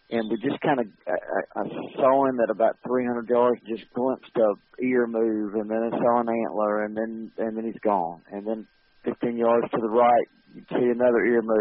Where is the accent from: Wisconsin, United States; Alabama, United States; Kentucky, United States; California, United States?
Alabama, United States; Montgomery; went to school in Alabama. I grew up in Montgomery, Alabama, and and uh, went to Auburn in Montgomery, and um, and stayed in Montgomery